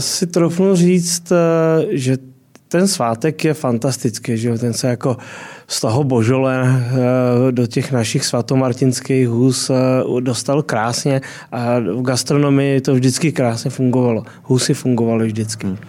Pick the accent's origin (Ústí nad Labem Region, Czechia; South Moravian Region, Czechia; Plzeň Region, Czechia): Ústí nad Labem Region, Czechia; Děčín; já jsem z Děčína až dál, takže jsem na hranicích